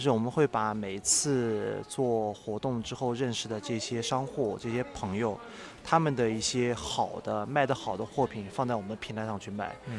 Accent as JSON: {"language": "Chinese", "town": "Nanjing", "region": "Jiangsu", "country": "China", "also_born_or_lived": "Beijing / Macau", "moved": "as an adult", "said": "作为一个南京人嗯。地地道道的嗯。我家是城南的啊。地地道道的"}